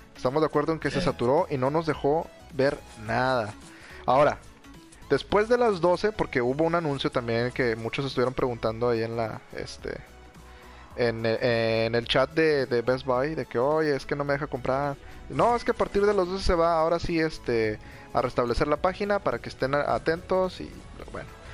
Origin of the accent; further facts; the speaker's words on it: Mexico; cómo somos los mexicanos